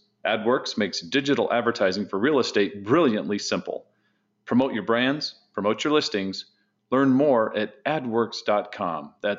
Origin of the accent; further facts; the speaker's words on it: Southern California, United States; now in Phoenix, United States; I'm a Southern Californian who transplanted to Phoenix